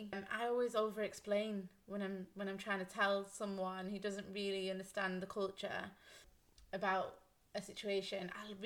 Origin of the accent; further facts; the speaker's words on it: United Kingdom; we're British